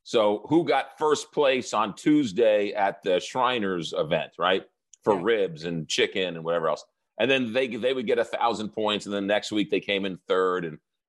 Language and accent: English; New York, United States; now in St. Louis, United States; Growing up in New York